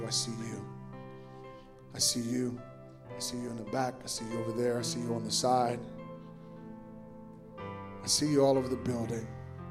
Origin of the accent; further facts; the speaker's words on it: Sioux City, Iowa, United States; I was born and raised in Sioux City, Iowa, and I lived on what was called the west side of town for us